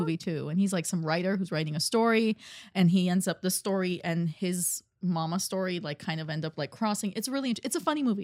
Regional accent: Armenia; moved away; also born or lived in Russia; I'm from Ar-, Armenia.

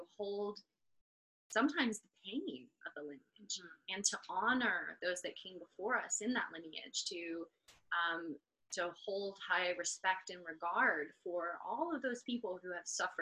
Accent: United States

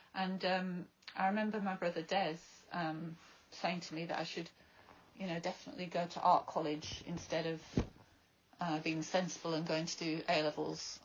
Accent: Bradford, Yorkshire and the Humber, United Kingdom; now in Brighton, United Kingdom; growing up in a council estate in Bradford

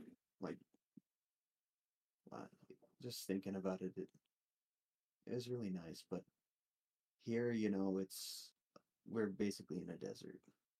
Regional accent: Casper, Wyoming, United States; born there; also born or lived in Laurel, Montana; I was born in Casper, Wyoming. Lived there for till I was like four. Like three or four.

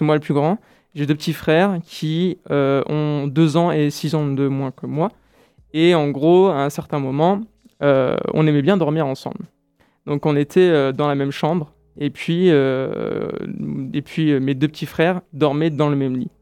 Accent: France; moved away as an adult; also born or lived in Brazil; en tant que Français expatrié au Brésil

